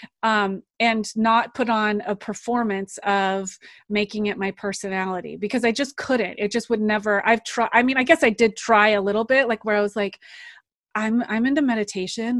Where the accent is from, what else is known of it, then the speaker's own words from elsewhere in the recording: United States; also born or lived in Santa Cruz, California / Alaska; I grew up in Santa Cruz, California and Alaska.